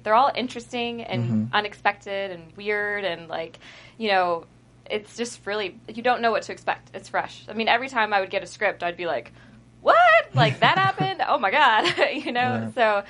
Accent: Texas, United States; like my character, the Southern hospitality growing up in Texas, I feel like that's a real thing

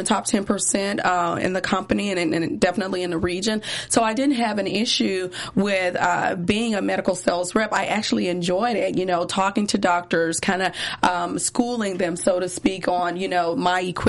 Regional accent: Memphis, Tennessee, United States; also born or lived in Nashville; I'm from Memphis, Tennessee

